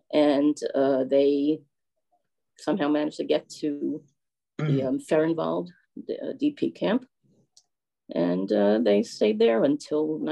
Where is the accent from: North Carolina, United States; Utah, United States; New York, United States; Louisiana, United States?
New York, United States; we are originally from New York, first the Bronx and then Manhattan